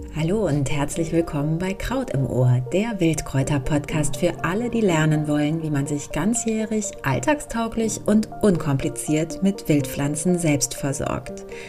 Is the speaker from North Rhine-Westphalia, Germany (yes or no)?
yes; Hambach Forest area, North Rhine-Westphalia, Germany; moved away; also born or lived in Dortmund; in meiner alten Heimat